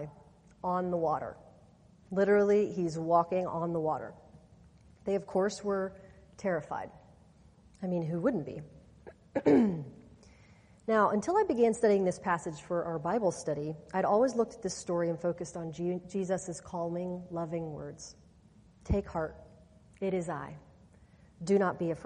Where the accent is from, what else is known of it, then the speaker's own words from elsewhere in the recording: Kansas, United States; I'm from Kansas, and the part of the state that I grew up in is mostly farmland.